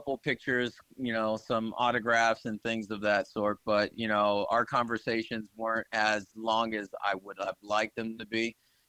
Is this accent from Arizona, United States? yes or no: yes; Tucson, Arizona, United States; also born or lived in Des Moines, Iowa; I am born and raised in Tucson, Arizona.